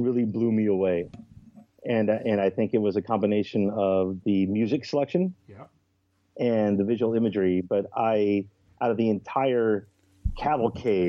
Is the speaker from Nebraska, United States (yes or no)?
yes; Blair, Nebraska, United States; I grew up in the 80s in Blair, Nebraska.